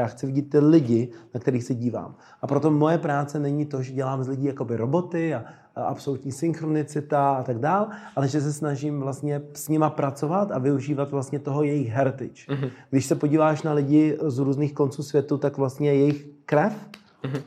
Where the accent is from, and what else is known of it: Czechia